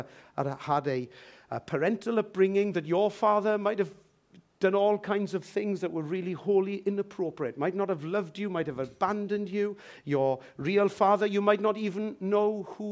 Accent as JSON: {"language": "English", "region": "Wales", "country": "United Kingdom", "said": "sometimes I'll put Welsh, and sometimes I'll put British"}